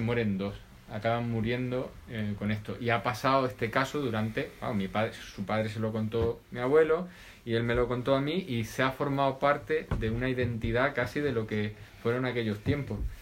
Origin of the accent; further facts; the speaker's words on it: Extremadura, Spain; mi pueblo, de un pueblecito cerca del centro de Extremadura